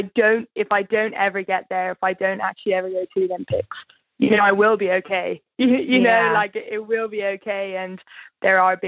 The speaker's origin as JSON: {"language": "English", "country": "Ireland", "said": "as the Irish people"}